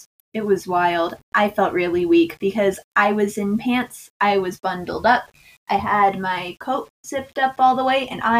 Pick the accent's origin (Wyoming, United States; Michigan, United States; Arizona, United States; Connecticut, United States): Wyoming, United States; Not by a whole lot, because I'm still from Wyoming, but even after living in the state for over 10 years, I'm still not used to it.